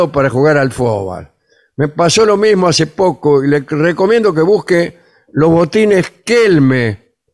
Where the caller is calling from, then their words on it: Quilmes, Buenos Aires Province, Argentina; Soy el … de Quilmes. Ya estoy listo esperando que arranquen.